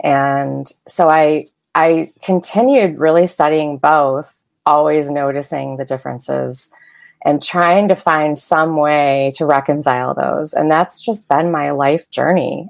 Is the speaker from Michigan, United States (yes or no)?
yes; outside of Detroit, Michigan, United States; I grew up in Michigan